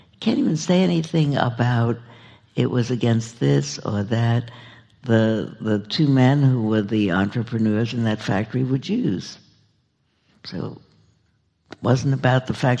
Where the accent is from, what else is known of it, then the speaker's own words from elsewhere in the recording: New York, United States; moved away; I grew up in New York